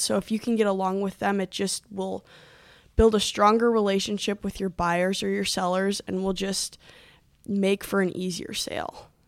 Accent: Milwaukee, Wisconsin, United States; moved away as an adult; also born or lived in Illinois; now in Duluth, United States; I was born in Illinois, but we moved to the Metro Milwaukee area when I, when I was about six months old. And I lived in the house, in that house for probably, mm, fifteen, sixteen years

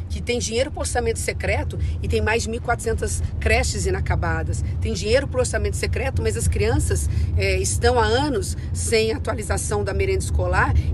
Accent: Northeast Region, Brazil; Quando eu venho do Nordeste brasileiro, que eu vou repetir o que eu disse lá, o Nordeste brasileiro era o, é a solução para o Brasil.

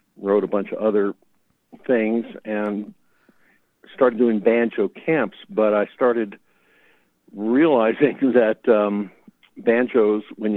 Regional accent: New York City, New York, United States; growing up in the New York City area in the 60s

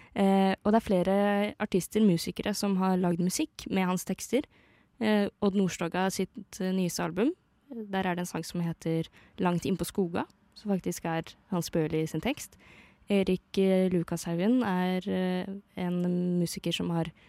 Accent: Eastern Norway, Norway; jeg er fra Østlandet

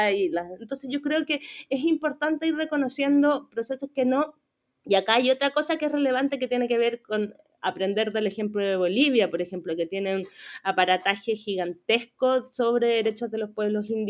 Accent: Chile; Esta idea de que somos todos chilenos y de apelar, muy de la dictadura también

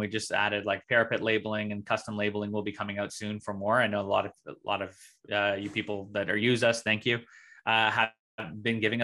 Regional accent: Ontario, Canada; I'm from Ontario, Canada.

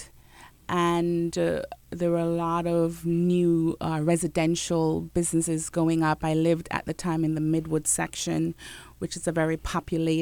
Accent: Jamaica; I'm Jamaican

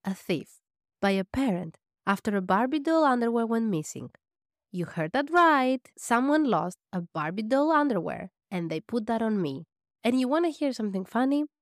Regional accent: Greece; also born or lived in Albania / Athens; I was raised in Greece

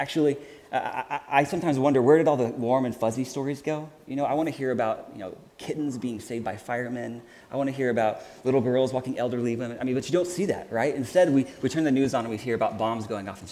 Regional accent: Houston, Texas, United States; also born or lived in Chicago; now in Kansas City, United States; I'm from Houston, Texas, which looks nothing like that.

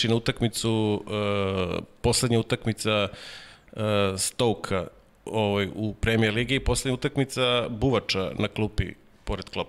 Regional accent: Serbia; ja, ja Srbije

